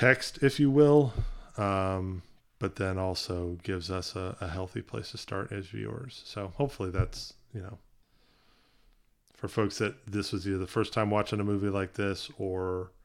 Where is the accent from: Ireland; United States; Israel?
United States; South Carolina; growing up in the South, being in, you know, very conservative, you know, area of South Carolina